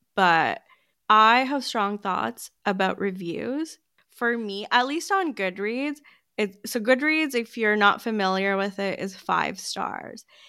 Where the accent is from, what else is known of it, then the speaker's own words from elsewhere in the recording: United States; I'm American